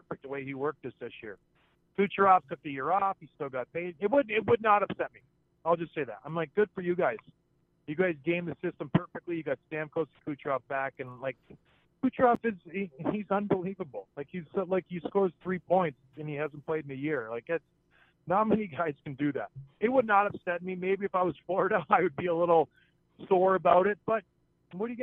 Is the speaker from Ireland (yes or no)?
no; St. Catharines, Ontario, Canada; I was from St. Catharines